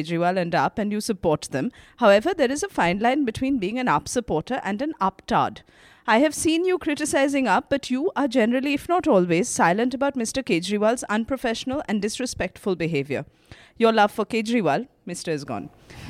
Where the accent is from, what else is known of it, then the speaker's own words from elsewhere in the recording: Jamshedpur, Jharkhand, India; English is a second language; from Jamshedpur. It isn't as fancy as New York or Berlin, where most of your letters come from, but it is a nice place.